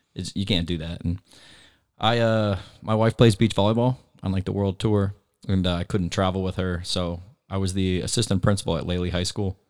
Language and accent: English; Naples, Florida, United States; Moved here when I was three